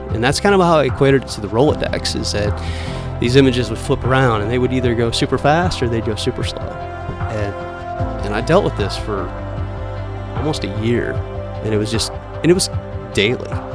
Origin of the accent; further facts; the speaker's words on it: Northeast Iowa, United States; also born or lived in Fort Dodge, Iowa / Marion, Iowa; was born in Fort Dodge, Iowa. I was about four years old when we moved to Northeast Iowa